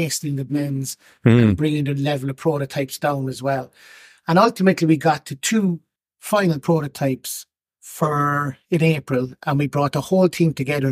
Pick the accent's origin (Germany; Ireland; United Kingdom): Ireland; Cork, Munster; moved away as an adult; I was born and reared in Cork, never lived outside of Cork.